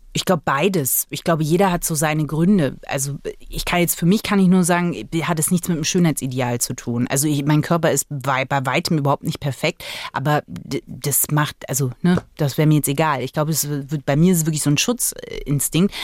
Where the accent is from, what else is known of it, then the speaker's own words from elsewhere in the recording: Magdeburg, Saxony-Anhalt, Germany; ich bin ja im Osten geboren, also in Magdeburg